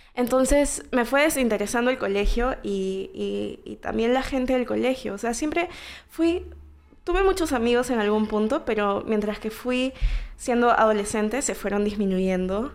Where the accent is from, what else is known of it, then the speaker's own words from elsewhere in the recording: Callao, Peru; first language Spanish; nací en el Callao eh, el 2 de febrero de 1998.